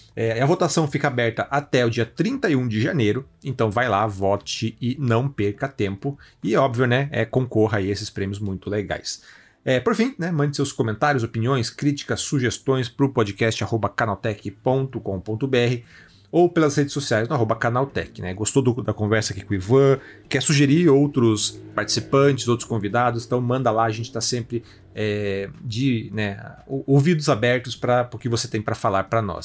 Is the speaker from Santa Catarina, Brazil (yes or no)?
no; a town neighbouring Guaratuba, coast of Paraná, Brazil; Eu sou do litoral do Paraná, né? De uma cidade vizinha aqui a Guaratuba. Então eu cresci na época também aí dos casos